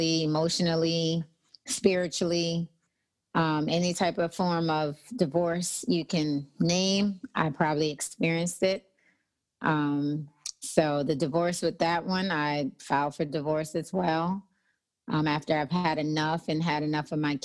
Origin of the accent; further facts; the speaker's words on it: Nassau, New Providence, Bahamas; moved away as an adult; also born or lived in New Jersey; now in Texas, United States; I was raised in the Bahamas. Nassau, Bahamas, came back to the States when I was about 18